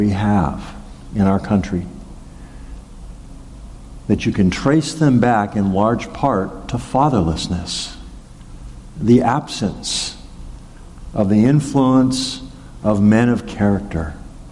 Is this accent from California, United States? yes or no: yes; Arcadia, California, United States; the town of Arcadia, where I grew up in Southern California